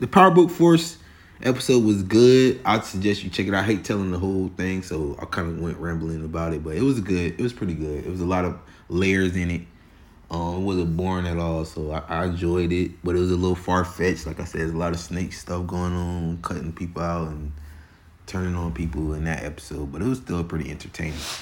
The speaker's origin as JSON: {"language": "English", "region": "Florida", "country": "United States", "said": "I'm from Florida"}